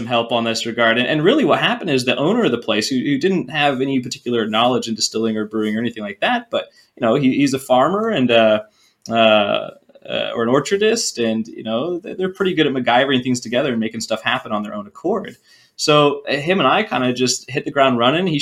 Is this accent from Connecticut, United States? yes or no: no; Whidbey Island, Washington, United States; I was born on Whidbey Island in the Pacific Northwest, the Great Pacific Northwest in Puget Sound. We ate a lot of seafood growing up